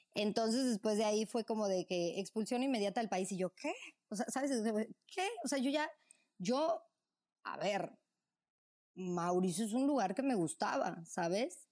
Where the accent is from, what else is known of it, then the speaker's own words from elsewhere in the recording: Mexico City, Mexico; also born or lived in Morelia, Michoacán; Yo nací en Morelia, Michoacán, michoacana. Este, mm, y cuando tenía nueve años, eh, me fui con mis padres a, Ciudad de México. Pues ahí hice pues, todo, o sea, el resto de la primaria, secundaria, preparatoria